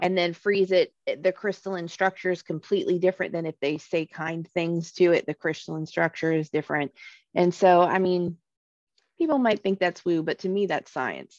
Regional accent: Alabama, United States; moved away; growing up in Alabama

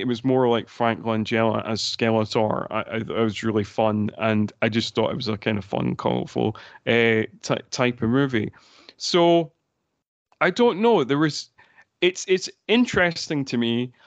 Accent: Scotland, United Kingdom; there were certain parts in Scotland, including my hometown

